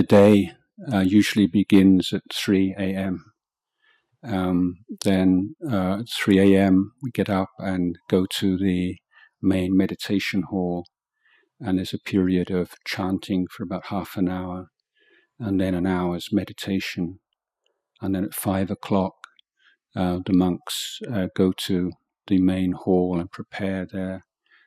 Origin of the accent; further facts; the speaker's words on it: England, United Kingdom; moved away as an adult; now in Thailand; I was brought up in England and in a kind of secular society